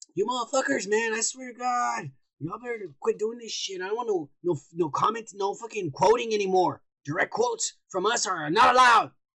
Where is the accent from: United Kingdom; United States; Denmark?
United States; I'm American.